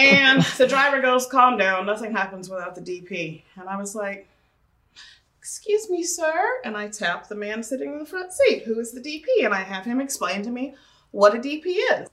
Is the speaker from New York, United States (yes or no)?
no; Tulsa, Oklahoma, United States; I am from Tulsa, Oklahoma